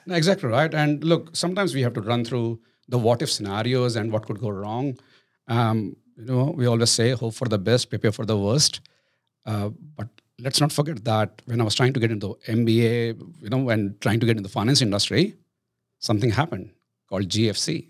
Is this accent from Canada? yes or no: no; India; moved away as an adult; now in Australia; I'm Indian